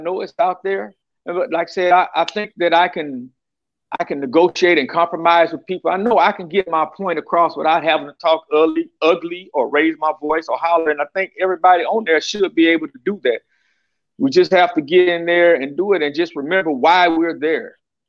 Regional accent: Pear Orchard, Texas, United States; I'm a Pear Orchard boy. I live out in Terrell Park now, but I was raised in Pear Orchard. Like to say, I was raised in Pear Orchard, Texas.

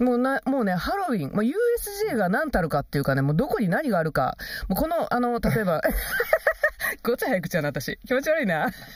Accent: Kansai, Japan; 関西人としてね

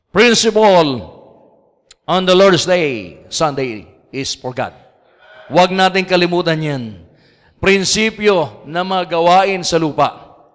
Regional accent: Ilocos Region, Philippines; also born or lived in Laguna; now in Cavite, Philippines; Ako po Ilocano. At taga Pangasinan po ako

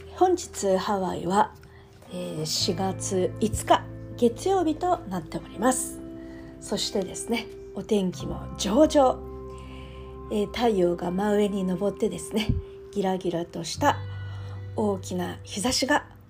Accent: Japan; 私たち日本人日本で生まれた日本で育った日本人

